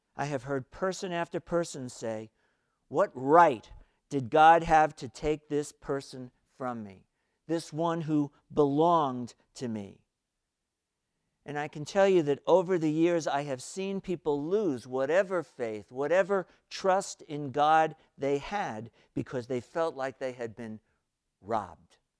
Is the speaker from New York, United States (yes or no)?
yes; New York City, New York, United States; I was growing up in New York City, still in elementary school